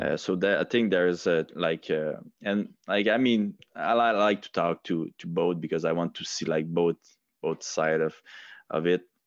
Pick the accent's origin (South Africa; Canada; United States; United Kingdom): Canada; Quebec; English is a second language; I'm, I'm really not proud, uh, to be, uh, uh, a Quebecer